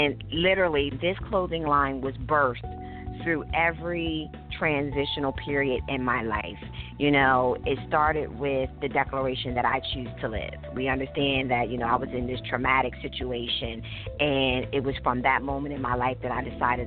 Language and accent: English; Dover, Delaware, United States; I am born and raised in Dover, Delaware. That's where I reside currently.